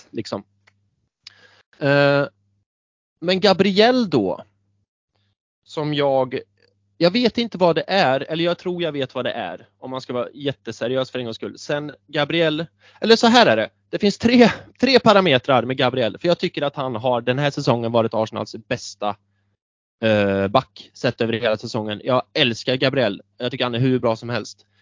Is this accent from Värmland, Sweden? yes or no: yes; Björneborg, Värmland, Sweden; började spela fotboll på skolgården i Björneborg där jag växte upp, liten håla i Värmland